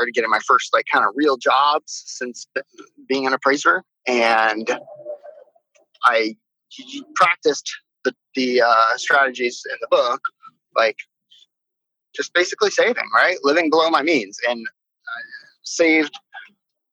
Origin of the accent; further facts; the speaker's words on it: Miami, Florida, United States; moved away as an adult; now in Maui, United States; So I live in Maui, Hawaii. I grew up in Miami, Florida.